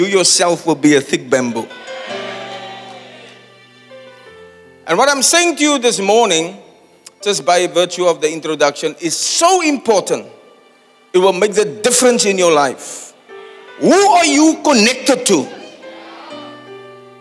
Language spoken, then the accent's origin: English; Cape Town, Western Cape, South Africa; back in my hometown